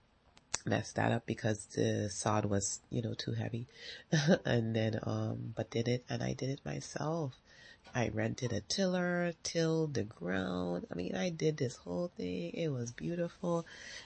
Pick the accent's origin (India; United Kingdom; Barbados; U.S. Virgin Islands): U.S. Virgin Islands; now in United States; And so it's great because I'm from the Virgin Islands, and what I always loved is driving and just seeing the water.